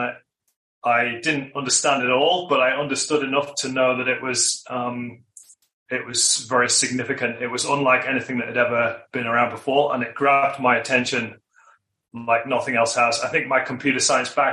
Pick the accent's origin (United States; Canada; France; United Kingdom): United Kingdom; moved away as an adult; also born or lived in Australia; now in Queenstown, New Zealand; I'm originally from the UK